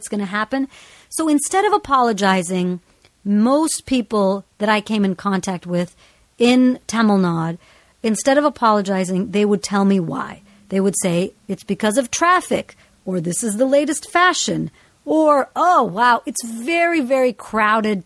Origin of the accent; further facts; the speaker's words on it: United States; fundamentally I grew up in the United States. I am American.